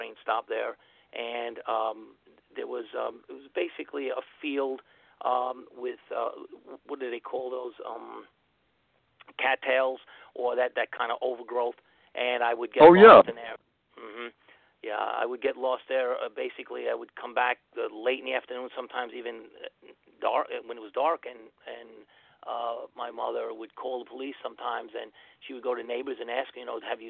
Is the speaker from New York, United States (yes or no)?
yes; New York City, New York, United States; I was born in Queens, New York, Kew Gardens